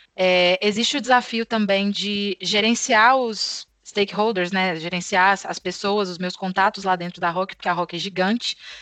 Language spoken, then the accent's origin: Portuguese; Belo Horizonte, Minas Gerais, Brazil; accent: Minas; sou natural de Belo Horizonte